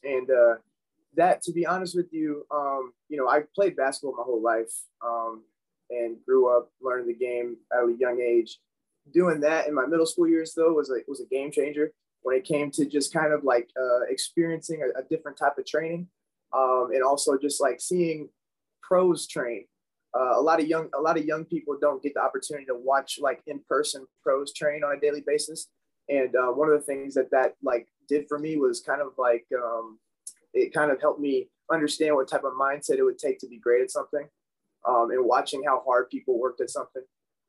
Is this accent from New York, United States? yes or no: no; Englewood, Florida, United States; also born or lived in Sarasota, Florida; So I was actually born in Sarasota, Florida. I was raised in Englewood, Florida, though, a little more south. Been in Southwest Florida pretty much my whole life as far as just, you know, being a part of the area, growing up in it